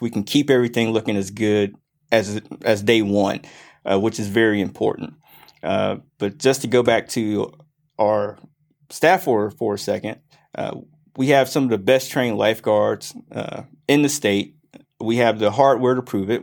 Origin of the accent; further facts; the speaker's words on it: Grayson, Georgia, United States; also born or lived in Mississippi / Clemson, South Carolina; here since I was four. Uh, I was actually born in the great state of Mississippi. Uh, around 98, we moved to the Grayson area and I graduated from South Gwinnett